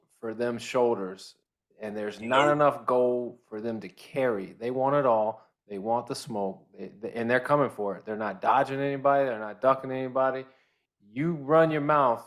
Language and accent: English; Tampa, Florida, United States; my hometown, Tampa Bay